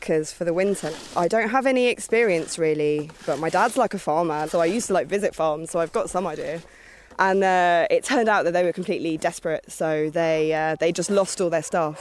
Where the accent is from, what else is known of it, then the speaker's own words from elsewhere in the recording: London, United Kingdom; moved away as an adult; also born or lived in Alaska; now in Norway; I grew up in a pub, the Box Tree Pub. It's a big old pub in North London